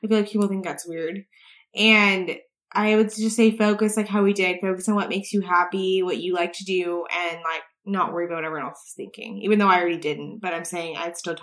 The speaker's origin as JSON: {"language": "English", "town": "El Paso", "region": "Texas", "country": "United States", "tie": "born or raised there", "moved": "yes", "lives_now": "Dallas, United States", "said": "we grew up in El Paso, which it's not a bad place, but it's not a big city like Dallas."}